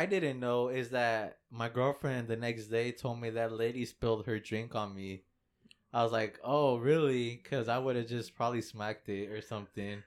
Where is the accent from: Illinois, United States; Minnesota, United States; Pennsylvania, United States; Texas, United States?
Texas, United States; Fort Worth; we're from Fort Worth, and, and we landed here